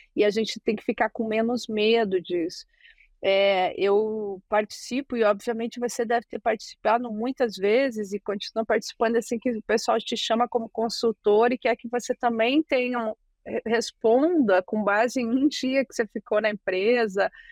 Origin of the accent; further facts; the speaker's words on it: Brazil; sou do Brasil